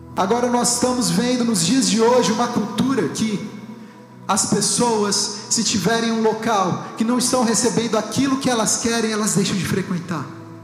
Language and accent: Portuguese; Brazil; moved away